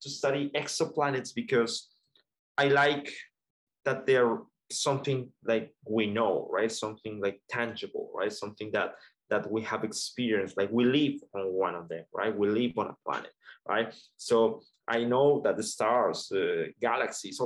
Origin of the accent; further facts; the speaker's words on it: Colombia; moved away; I'm originally from Colombia